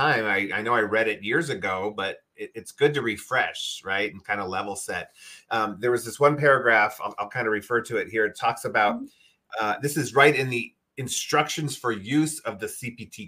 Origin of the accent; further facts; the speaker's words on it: Midwest, United States; I grew up in the Midwest, and we had rhubarb